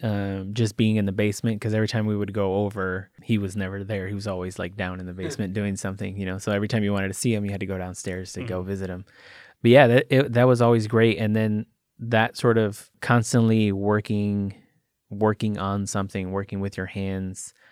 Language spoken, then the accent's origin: English; Chicago, Illinois, United States; moved away; I'm originally from Chicago, and mm-hmm. all of my family's still there